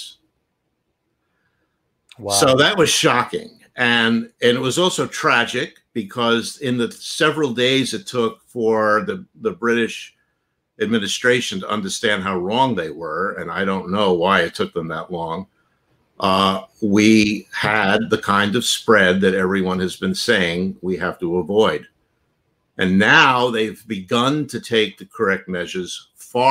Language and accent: English; New York City, New York, United States; also born or lived in suburban Maryland; now in Maryland, United States; I'm a New Yorker